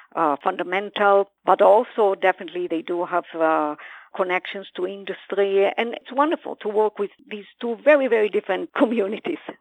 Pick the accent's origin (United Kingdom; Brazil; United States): Brazil; moved away; also born or lived in Israel; I was born in Israel, but I grew up in Brazil